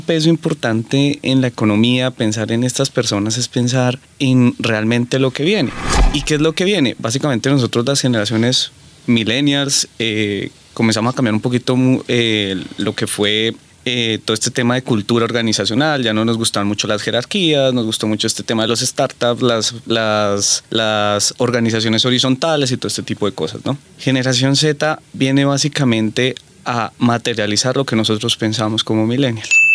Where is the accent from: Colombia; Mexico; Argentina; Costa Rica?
Colombia; Nosotros somos una cultura colombiana muy arraigada